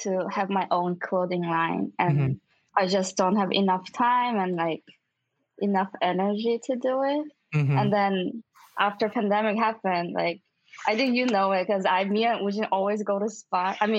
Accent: China; also born or lived in Missouri; now in New York, United States; my parents are Korean, but I was like born and raised in China.

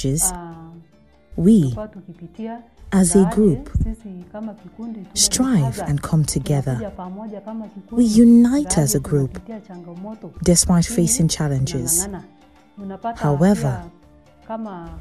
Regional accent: Kongelai, West Pokot County, Kenya; I live in Kongelai. I was brought up here in Kongelai.

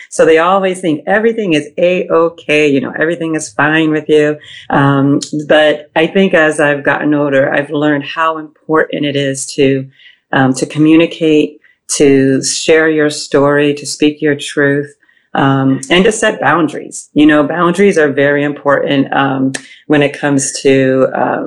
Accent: Boston, Massachusetts, United States; also born or lived in Ohio; now in New York, United States; I was born in Ohio, grew up in Boston. I live in New York now

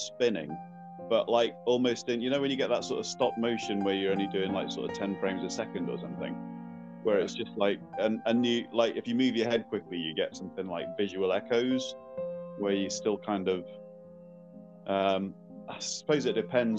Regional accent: Northamptonshire, East Midlands, United Kingdom; moved away as an adult; also born or lived in Leeds / London; now in Aberdeen, United Kingdom; I only lived there till I was 7. And then and then my parents split up, so we moved down to Northamptonshire, where I spent most of my childhood

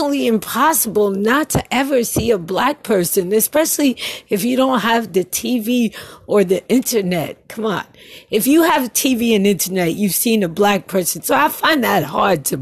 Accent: New York City, New York, United States; moved away; I was going to a Catholic school in Brooklyn

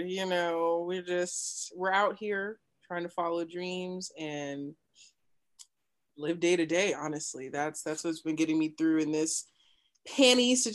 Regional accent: New Mexico, United States; also born or lived in Kansas; Yeah, I was born in Kansas, um, but raised in New Mexico.

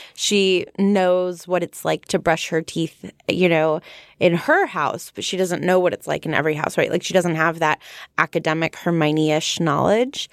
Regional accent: United States; I'm from America

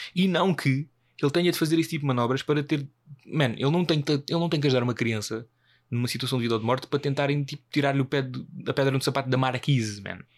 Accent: Portugal

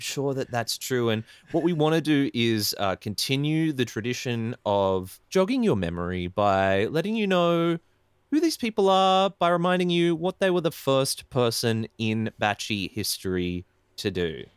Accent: Ballina, New South Wales, Australia; I used to work in, in Byron for a long time. I come from Ballina.

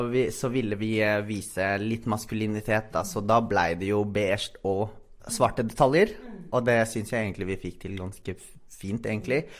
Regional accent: Philippines; Norwegian is a second language; now in Norway; jeg kom jo fra Filippinene.

